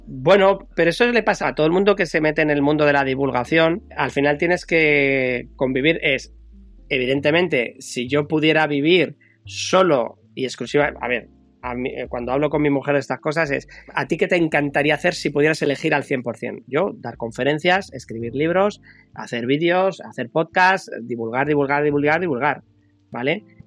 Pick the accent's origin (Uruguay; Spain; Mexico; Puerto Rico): Spain; Madrid, Community of Madrid; now in Bilbao, Spain; Que yo en mi propio barrio, donde yo nací, en Madrid, un barrio de, de hortaleza, de obreros